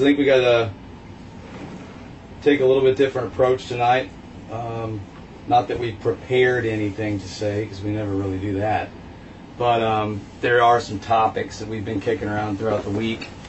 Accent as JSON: {"language": "English", "town": "Dallas", "region": "Texas", "country": "United States", "moved": "yes", "lives_now": "Tampa, United States", "said": "I'm from Dallas"}